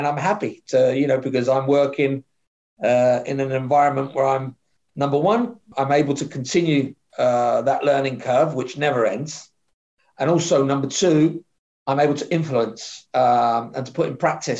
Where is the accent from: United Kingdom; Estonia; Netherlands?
United Kingdom; London; So I grew up in London on a council estate in Southwest London